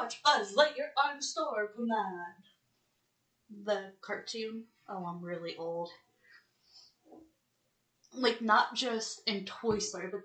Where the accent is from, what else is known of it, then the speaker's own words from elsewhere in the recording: United States; I'm from the United States